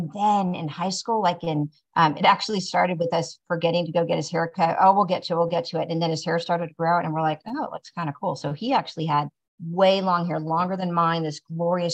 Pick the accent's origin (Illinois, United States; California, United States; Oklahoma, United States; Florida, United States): Oklahoma, United States; Tulsa; growing up in Tulsa, you know, for the areas that I live in Tulsa